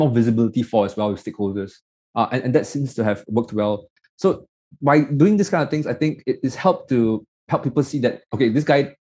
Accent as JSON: {"language": "English", "country": "Malaysia", "said": "I'm this nobody from Malaysia that came"}